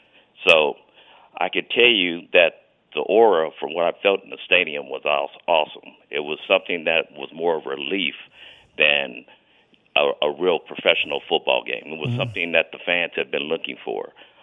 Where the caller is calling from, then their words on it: Virginia, United States; Hey, I'm here from Virginia. I was at the game on Sunday, and I'll be at the game next Sunday against the Jets.